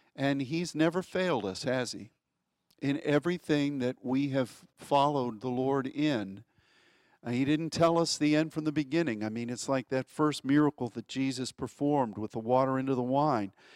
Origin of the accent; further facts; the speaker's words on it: United States; as an American